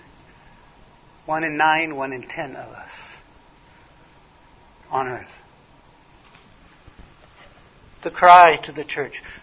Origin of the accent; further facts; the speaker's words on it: Los Angeles, California, United States; now in Arizona, United States; I was born in Hollywood, California